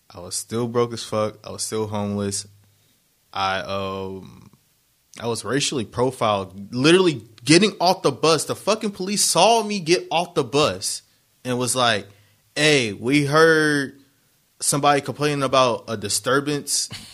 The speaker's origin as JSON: {"language": "English", "town": "Harbor City", "region": "California", "country": "United States", "tie": "born or raised there", "said": "I was born in Harbor City"}